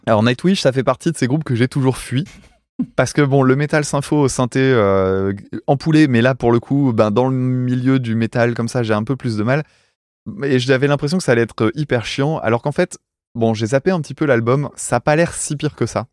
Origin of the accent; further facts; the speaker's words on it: France; en tant que Français, euh, tu vois, euh, provincial